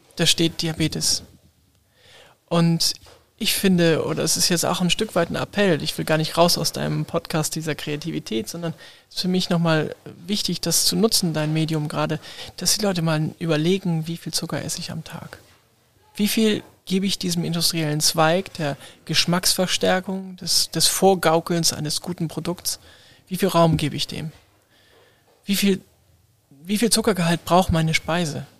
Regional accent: Hamburg, Germany; first language German; als Hamburger, als Norddeutscher, als Deutscher

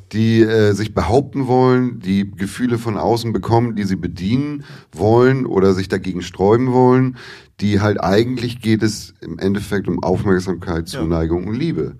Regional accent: Hamburg, Germany; ich bin in Hamburg geboren, habe ich erzählt, war dann hier in der Grundschule, bin aber mit elf aufs Dorf gezogen

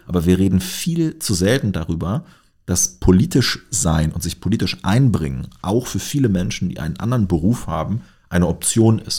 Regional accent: Lower Saxony, Germany; now in Göttingen, Germany; ich stamme aus Niedersachsen mhm. und bin auf einem kleinen Dorf äh, aufgewachsen

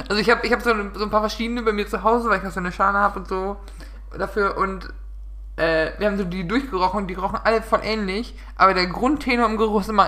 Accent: North Rhine-Westphalia, Germany; Ich komme mal aus dem Münsterland.

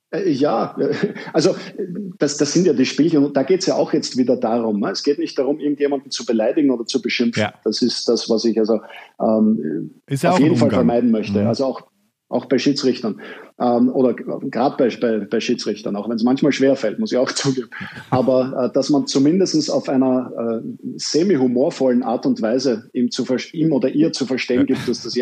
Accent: Vienna, Austria; jetzt sind wir Deutsche und Österreicher da sehr, sehr zivilisiert, aber ich als Wiener äh, hatte ähm

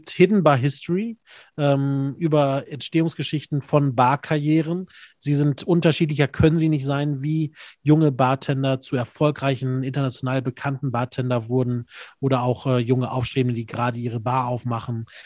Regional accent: North Rhine-Westphalia, Germany; Ach, ich komme aus Minden-Lübbecke.

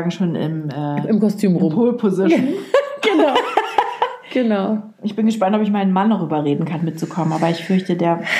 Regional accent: Lower Saxony, Germany

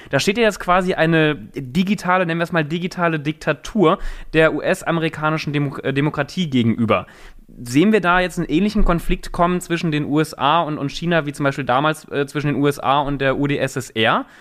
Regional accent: Germany; als, als, als Deutscher, aber auch als Europäer

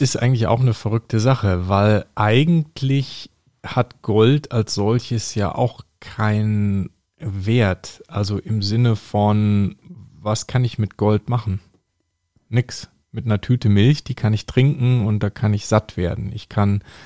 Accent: North Rhine-Westphalia, Germany; mein Heimatbundesland, nämlich ähm, Nordrhein-Westfalen. Da komme ich ja her

